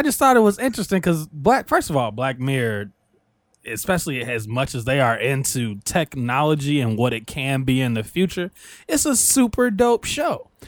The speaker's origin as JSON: {"language": "English", "region": "Illinois", "country": "United States", "tie": "born or raised there", "said": "in my hometown, I don't know if it's all of Illinois or if this was just my hometown"}